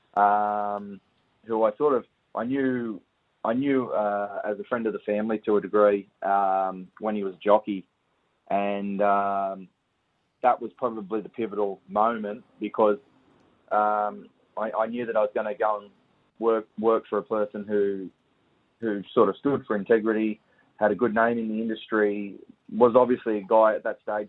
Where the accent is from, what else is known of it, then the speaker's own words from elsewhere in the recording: Camden, New South Wales, Australia; Camden, Camden in New South Wales, and yeah, so we just grew up around Menangle Park, really.